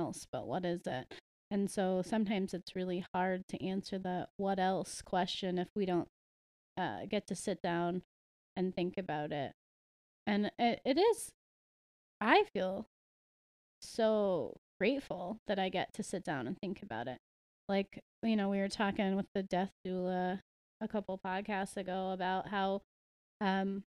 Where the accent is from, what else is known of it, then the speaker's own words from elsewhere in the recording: United States; I was raised in the United States